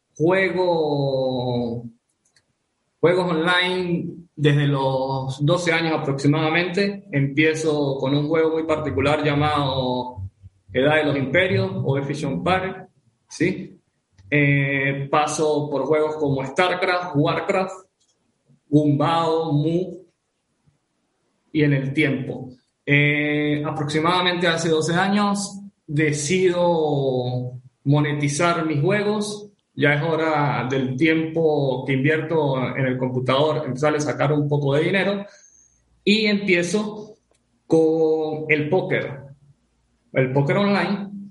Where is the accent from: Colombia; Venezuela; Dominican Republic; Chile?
Venezuela; vivo actualmente en Venezuela, soy venezolano